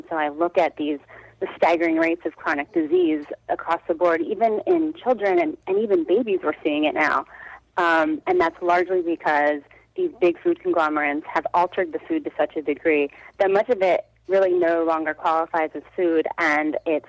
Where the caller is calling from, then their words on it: Brooklyn, New York, United States; I'm in Brooklyn, New York.